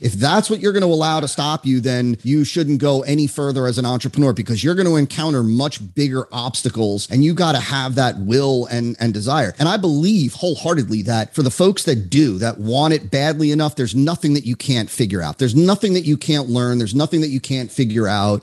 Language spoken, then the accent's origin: English; New Jersey, United States; now in West Palm Beach, United States; I grew up in New Jersey. Uh, I'm now in South Florida